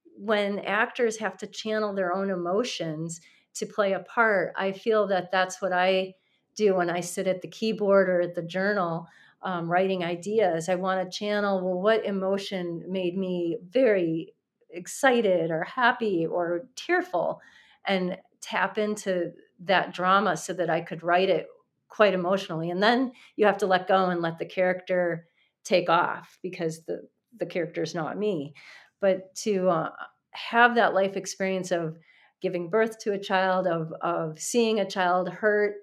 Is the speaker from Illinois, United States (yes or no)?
yes; Chicago, Illinois, United States; Chicago as a setting um, because that's my hometown